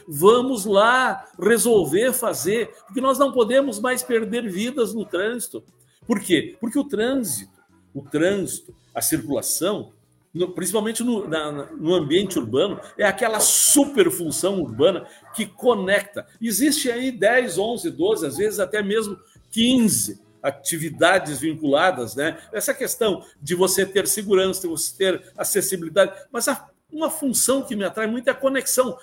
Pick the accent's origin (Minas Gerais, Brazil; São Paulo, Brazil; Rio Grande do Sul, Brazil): Rio Grande do Sul, Brazil; Palmeira das Missões; moved away as an adult; also born or lived in Rio de Janeiro / Santa Maria; voltei para Palmeiras das Missões, minha terra natal